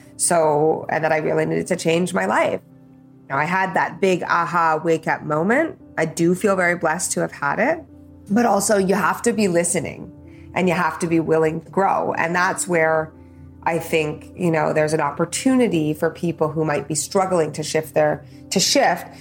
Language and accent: English; Calgary, Alberta, Canada; I was born in Calgary uh, to my mom, Karen, and my dad, Bernie